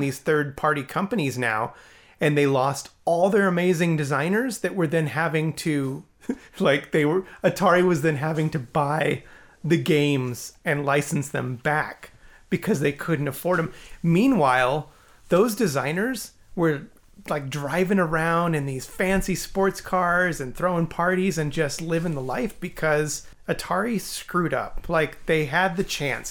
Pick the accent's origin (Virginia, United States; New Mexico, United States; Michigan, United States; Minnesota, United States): New Mexico, United States; Alamogordo; I grew up in Alamogordo